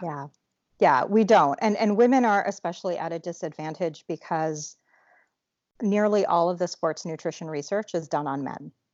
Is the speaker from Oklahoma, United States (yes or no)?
no; Alaska, United States; I grew up in Alaska